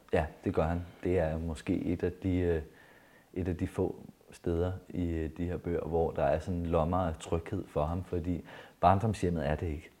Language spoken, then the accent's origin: Danish; Jutland, Denmark; der, hvor jeg er vokset op, fra det sted i Jylland